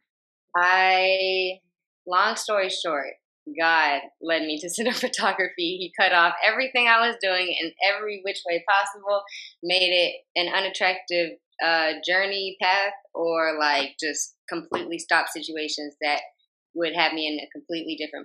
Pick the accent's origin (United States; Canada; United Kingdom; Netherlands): United States; Warner Robins, Georgia; moved away as an adult; now in Atlanta, United States; I came from Warner Robins, Georgia. And that's how I know Nick, because we're both from Warner Robins, 478.